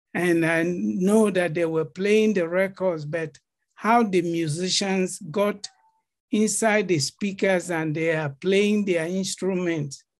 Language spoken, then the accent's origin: English; Benue, Nigeria; moved away as an adult; now in Atlanta, United States; I'm from Benue. Right. I've come to represent my state at a competition